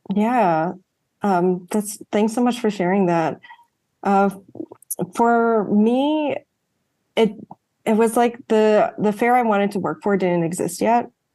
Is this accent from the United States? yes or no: yes; outside Washington D.C., District of Columbia, United States; first language English; growing up outside Washington D.C.